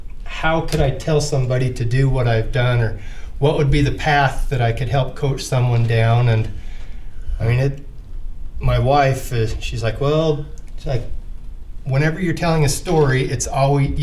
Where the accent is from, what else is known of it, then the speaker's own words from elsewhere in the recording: Vernal, Utah, United States; now in Salt Lake City, United States; I grew up out in Vernal